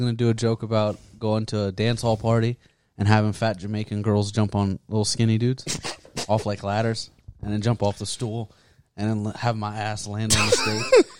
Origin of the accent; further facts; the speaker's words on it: Addis Ababa, Ethiopia; now in Columbus, United States; I grew up in Addis, which is, like, a city